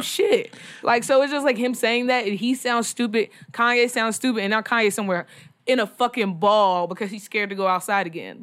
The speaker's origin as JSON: {"language": "English", "region": "Texas", "country": "United States", "said": "I'm from Texas"}